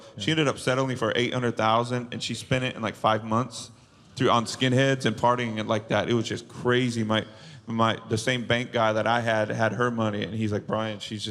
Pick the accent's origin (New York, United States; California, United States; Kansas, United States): California, United States; Bakersfield; my hometown. It was Bakersfield.